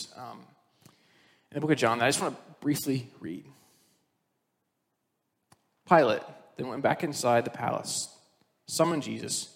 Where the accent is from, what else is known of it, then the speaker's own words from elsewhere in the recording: Indiana, United States; now in West Michigan, United States; I grew up in Indiana with awesome soil that you don't have to water